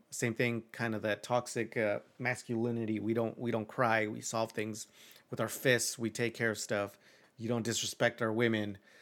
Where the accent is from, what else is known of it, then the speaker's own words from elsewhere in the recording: Mexico; moved away; I'm, I'm like two hours from Mexico City